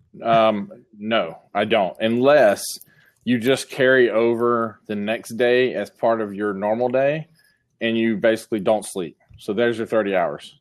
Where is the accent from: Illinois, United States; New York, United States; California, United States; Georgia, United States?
Georgia, United States; Columbus; my hometown